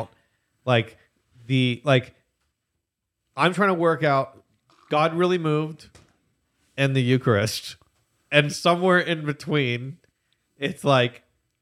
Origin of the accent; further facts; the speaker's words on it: Hamilton, Ontario, Canada; I grew up in Hamilton, Ontario, 45 minutes from Toronto, Ontario